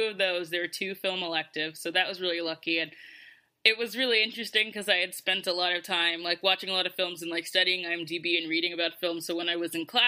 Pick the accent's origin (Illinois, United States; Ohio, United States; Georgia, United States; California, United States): Georgia, United States; moved away as an adult; now in New York, United States; I'm originally from Georgia, and I don't go back to Georgia for the most part